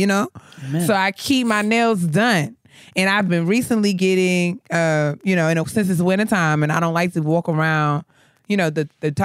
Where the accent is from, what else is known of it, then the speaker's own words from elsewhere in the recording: New York, United States; now in Maryland, United States; I'm from New York